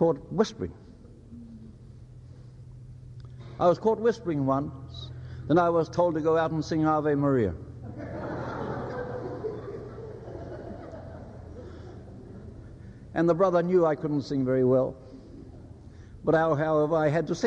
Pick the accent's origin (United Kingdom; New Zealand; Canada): New Zealand; Northland; first language Māori; English is a second language; I was born in Taitokarau